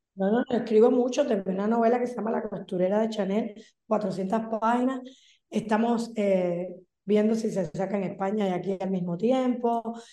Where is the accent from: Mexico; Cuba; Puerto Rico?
Cuba; moved away; soy una cubana empernida